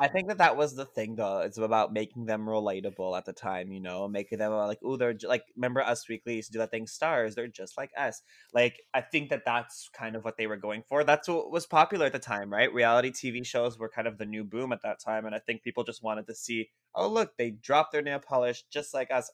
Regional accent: Montreal, Quebec, Canada; I'm from Montreal, so our legal age is eighteen

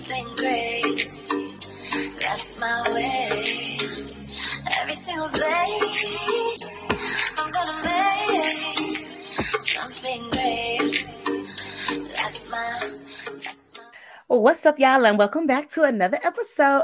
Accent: Chicago, Illinois, United States; I grew up in Chicago

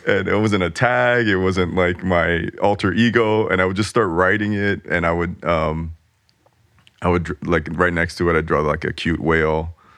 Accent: Los Angeles, California, United States; growing up in Los Angeles

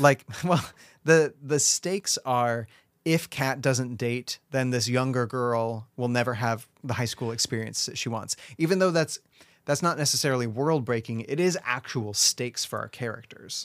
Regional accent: United States; I'm an American

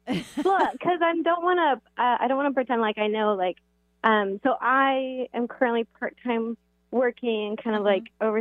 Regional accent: the South, United States; moved away; I'm actually from the South originally

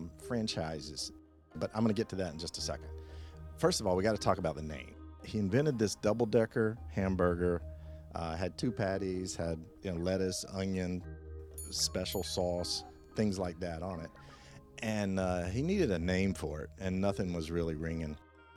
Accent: the South, United States; where I grew up in the South?

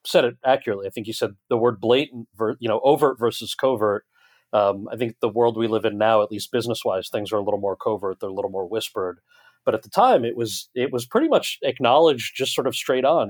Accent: New Jersey, United States; this American kid who grew up in New Jersey

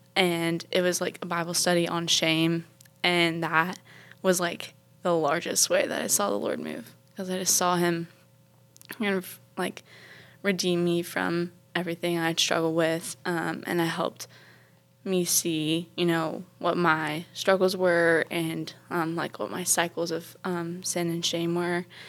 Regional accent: Charleston, South Carolina, United States; I'm from Charleston, South Carolina

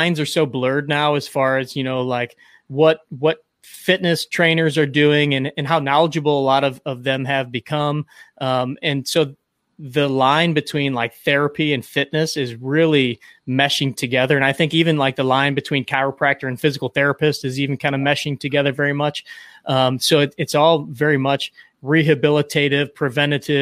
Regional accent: St. Louis, Missouri, United States; also born or lived in Kansas City; born and raised in St. Louis

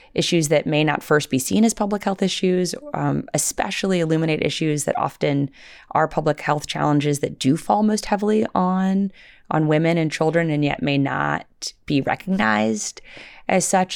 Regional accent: Little Rock, Arkansas, United States; when I was a, uh, little girl, uh, growing up in Little Rock, Arkansas in the, in the nineteen eighties

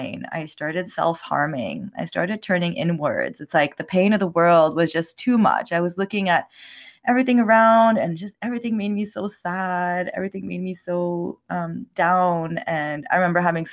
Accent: Montreal, Quebec, Canada; English is a second language; I was born in Montreal, Canada. So I'm French Canadian, and my parents are from the Middle East. So a little bit of cultural background there, growing up in a very French society, Quebecer society

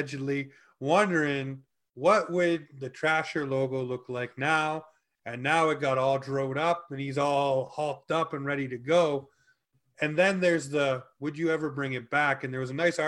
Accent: Canada; we're from Canada

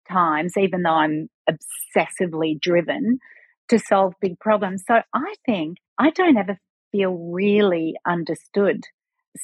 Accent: Australia; being an Aussie

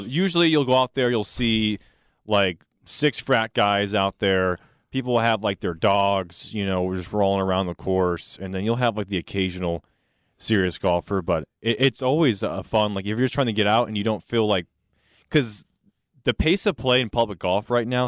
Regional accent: North Carolina, United States; now in Texas, United States; I'm from North Carolina

